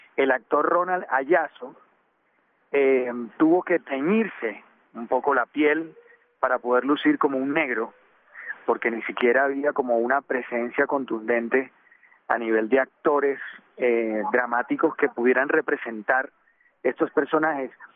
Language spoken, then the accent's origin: Spanish; Colombia; nosotros como colombianos